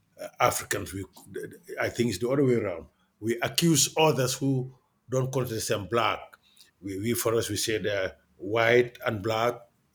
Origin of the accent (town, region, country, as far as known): Gambia; moved away; also born or lived in United States